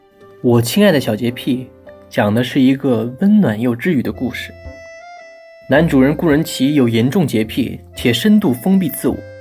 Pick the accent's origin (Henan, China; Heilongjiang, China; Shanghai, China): Shanghai, China; 我是上海人嘛，所以也是偏爱本帮菜的。